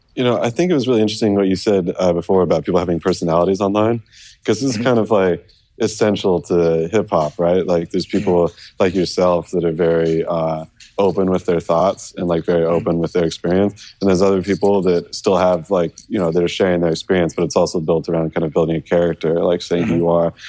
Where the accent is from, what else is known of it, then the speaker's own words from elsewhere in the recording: California, United States; I'm from California